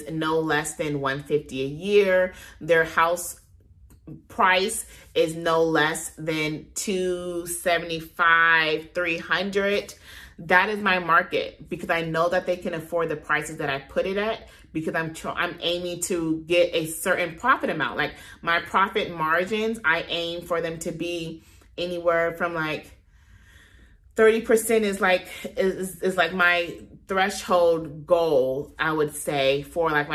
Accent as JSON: {"language": "English", "town": "Compton", "region": "California", "country": "United States", "tie": "born or raised there", "said": "I'm from there, born and raised"}